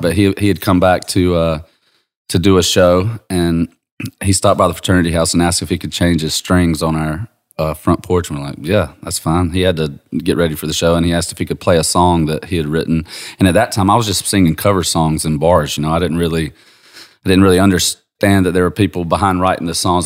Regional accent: Georgia, United States; I'm from Georgia

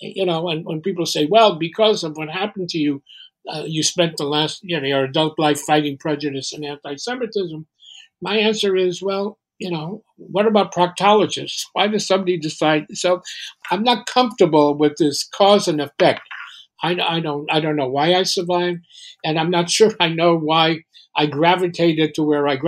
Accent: Poland; born there; I was born in Poland in 1940. It was a bad time to be born a Jewish kid in Poland

